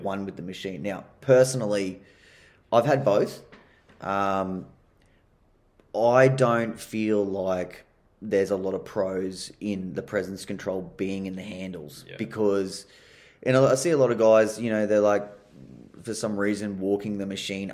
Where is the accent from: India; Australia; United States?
Australia; being an Aussie